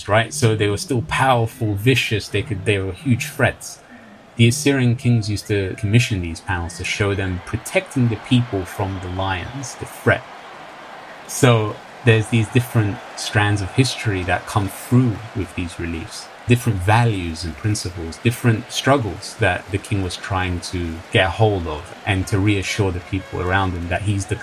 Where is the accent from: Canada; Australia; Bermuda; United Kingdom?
United Kingdom; London; Growing up in London